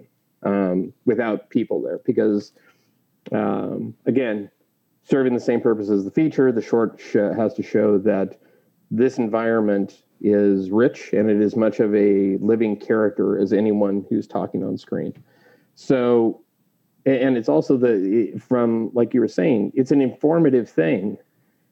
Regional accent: Clarkston, Washington, United States; also born or lived in Portland, Oregon / Lewiston, Idaho; now in California, United States; I grew up in the Valley, so I'm well aware of, the Northern Idaho, Eastern Washington mindset

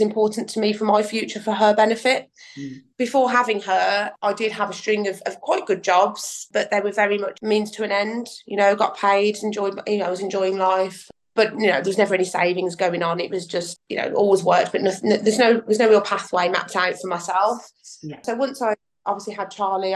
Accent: Birmingham, West Midlands, United Kingdom; I was born and raised in Birmingham

